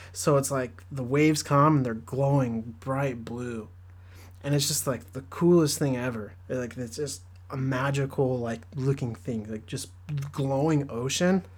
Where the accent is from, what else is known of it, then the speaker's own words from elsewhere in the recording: Southern California, United States; I grew up in Southern California. I live close to the beach